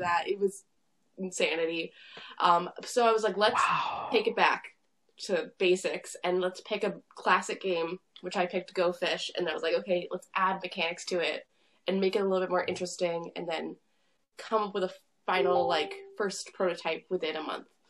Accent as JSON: {"language": "English", "area": "Long Island", "region": "New York", "country": "United States", "said": "I'm from uh, Long Island, New York"}